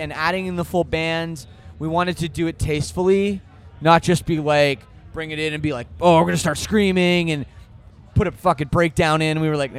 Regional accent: Toronto, Ontario, Canada; And being that I'm from Toronto, I have a pretty crazy personal

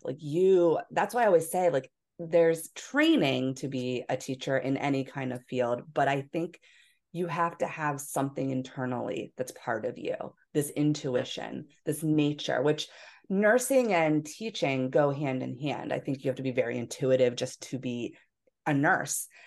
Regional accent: Philadelphia, Pennsylvania, United States; moved away; also born or lived in Hawaii; I was from Philadelphia

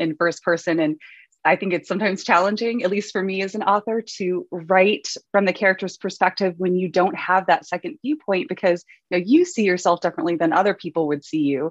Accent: Columbus, Ohio, United States; now in Cleveland, United States; I grew up in Columbus, a couple hours south. So I am a born and raised Ohioan

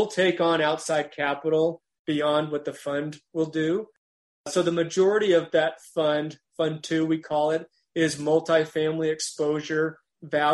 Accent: Amarillo, Texas, United States; now in Utah, United States; I grew up in Amarillo, Texas.

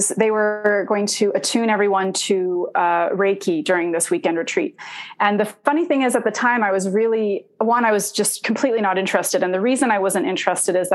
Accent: Indonesia; I myself am not Arabic. I'm Italian. Um, I was born in Indonesia, and uh, we lived in Indonesia because my parents were part of a spiritual community.

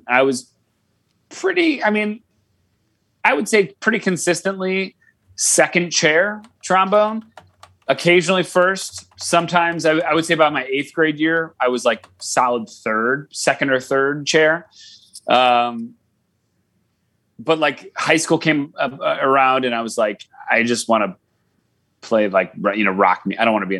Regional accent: Sylvania, Ohio, United States; I grew up in Sylvania, which, I mean, is essentially Toledo, but I grew up in Sylvania

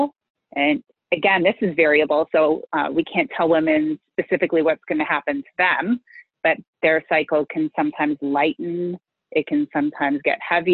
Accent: Canada; also born or lived in Western New York; I am from Canada, though, and live in Toronto with my two boys who are 10 and 12.

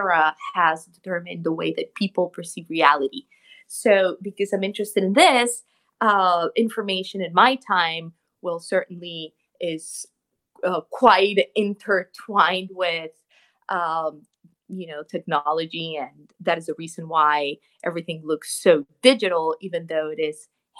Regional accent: Bogotá, Colombia; moved away as an adult; now in New York, United States; I'm originally from Colombia, from Bogota, but I live in New York. I've been here 10 years

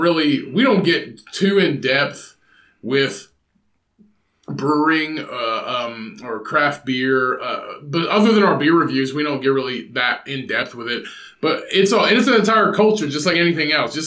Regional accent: Indiana, United States; My state, my home state that I live

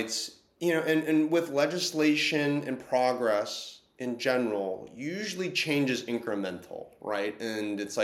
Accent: California, United States; as a Californian

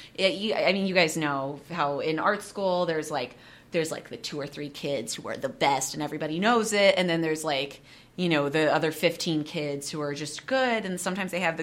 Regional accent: Seattle, Washington, United States; I'm from Seattle

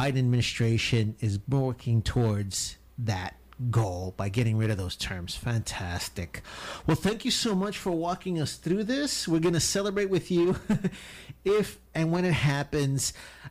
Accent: Chicago, Illinois, United States; I was born in Chicago, fool.

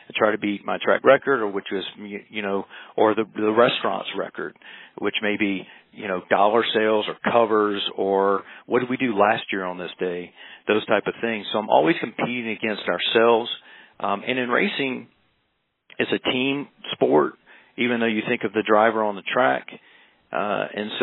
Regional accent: South Carolina, United States; I grew up in the South, South Carolina

